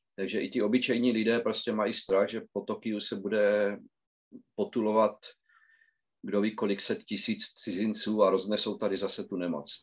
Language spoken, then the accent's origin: Czech; Znojmo, South Moravian Region, Czechia; moved away as an adult; now in Japan; jsem vlastně z Moravy, ze Znojma